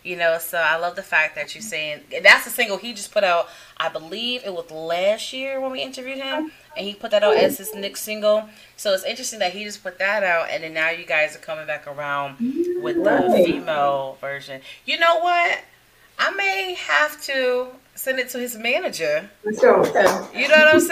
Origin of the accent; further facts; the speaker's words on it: Connecticut, United States; moved away; I'm originally from Connecticut.